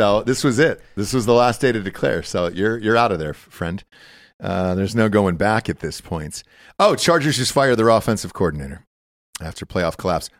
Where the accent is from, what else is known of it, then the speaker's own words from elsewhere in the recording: Georgia, United States; I grew up in Georgia.